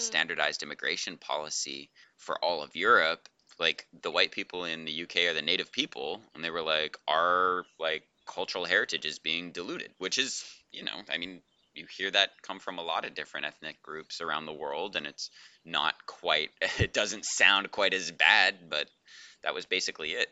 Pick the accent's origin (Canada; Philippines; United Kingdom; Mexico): Canada; now in Vezzano Ligure, Italy; not American, Canadian